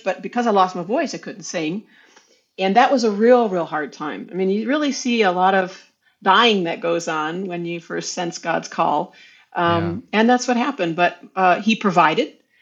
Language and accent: English; Dallas-Fort Worth area, Texas, United States; moved away as an adult; also born or lived in Arkansas; now in Vienna, Austria; I was from the Dallas-Fort Worth area